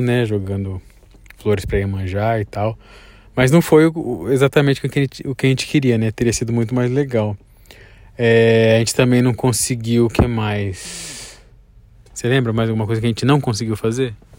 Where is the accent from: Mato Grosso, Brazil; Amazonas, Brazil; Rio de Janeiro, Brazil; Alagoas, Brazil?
Mato Grosso, Brazil; Cuiabá; A gente vem de Cuiabá